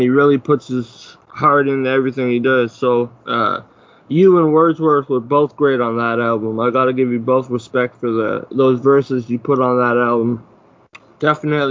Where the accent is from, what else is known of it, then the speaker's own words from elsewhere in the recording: Ottawa, Ontario, Canada; moved away; me being from Canada, I'm from Ottawa originally.